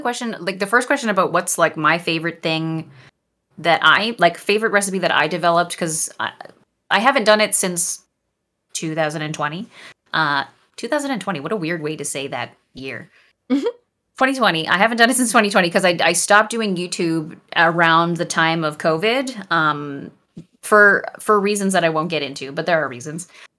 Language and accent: English; Canada; And as I mentioned before, I'm Canadian.